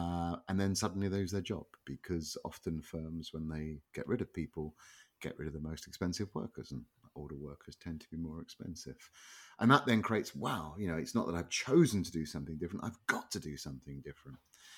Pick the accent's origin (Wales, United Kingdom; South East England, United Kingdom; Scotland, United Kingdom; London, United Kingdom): London, United Kingdom; North London, or North London, to use my original accent. Sort of outer suburb, sort of an industrial suburban area.